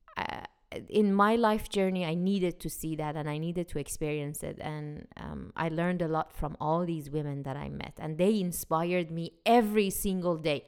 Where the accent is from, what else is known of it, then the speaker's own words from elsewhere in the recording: Iran; now in United States; When I was growing up in Iran